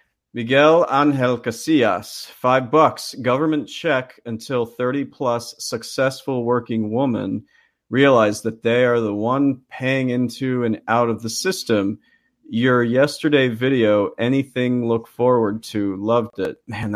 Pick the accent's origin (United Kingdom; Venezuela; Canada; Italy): Canada; I don't have one drop of British blood in me. Never been to the country. I'm Canadian.